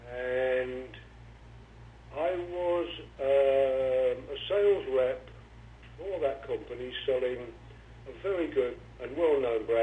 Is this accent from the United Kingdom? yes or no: yes; London, United Kingdom; I was born in London.